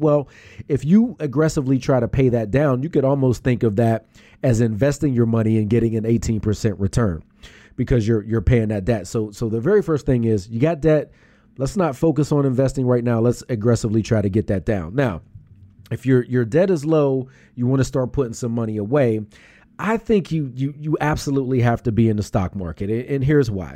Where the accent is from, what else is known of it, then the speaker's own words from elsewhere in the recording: Pittsburgh, Pennsylvania, United States; now in Philadelphia, United States; I'm from Pittsburgh.